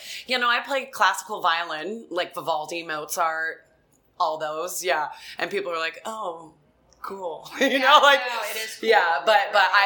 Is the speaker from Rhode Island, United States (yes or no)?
yes; Rhode Island, United States; I come from Rhode Island.